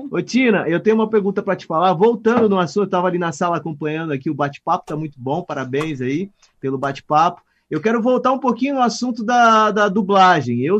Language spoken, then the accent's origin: Portuguese; Votuporanga, São Paulo, Brazil; also born or lived in São José do Rio Preto; eu sou natural de Votuporanga.